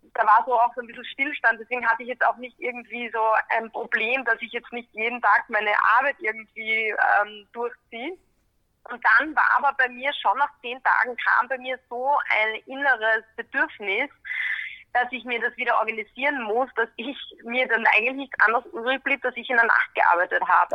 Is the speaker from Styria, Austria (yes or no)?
yes; Graz, Styria, Austria; moved away as an adult; also born or lived in California / London; now in Vienna, Austria; ich bin ursprünglich aus Graz